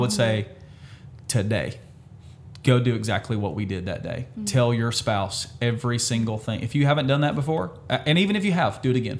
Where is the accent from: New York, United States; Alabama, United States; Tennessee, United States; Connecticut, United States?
Alabama, United States; we're from Alabama